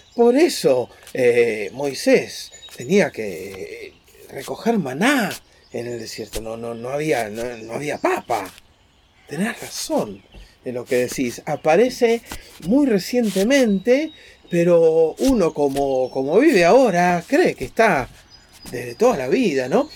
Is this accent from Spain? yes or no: no; Argentina; somos argentinos